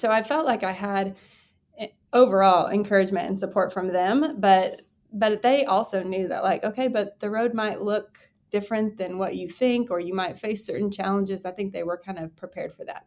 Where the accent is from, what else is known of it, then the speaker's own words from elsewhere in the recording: Texas, United States; I grew up in Texas, Texas born and raised